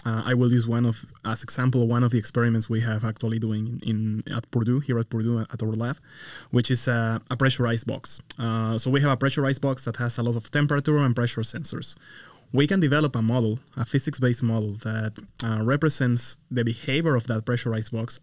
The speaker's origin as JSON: {"language": "English", "country": "Mexico", "moved": "as an adult", "lives_now": "United States", "said": "I come from Mexico. I originally did my, my bachelor and my master's over there."}